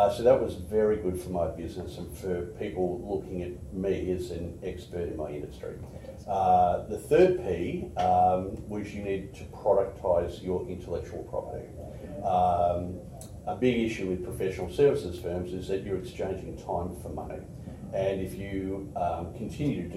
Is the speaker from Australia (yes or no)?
yes; Australia; also born or lived in Edmonton, Canada / United States / Sydney, Australia / Brisbane, Australia; I was born in Canada, in Edmonton. It was minus 42 degrees centigrade in the winter, so they only lasted a couple of years there. We then moved to the States, where my brother was born, and then moved to Australia when I was four. And I lived in Sydney, and then came to Brisbane to do my high schooling